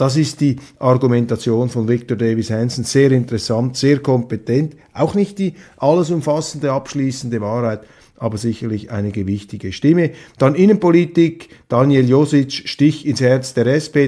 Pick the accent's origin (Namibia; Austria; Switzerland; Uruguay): Switzerland; als Schweizer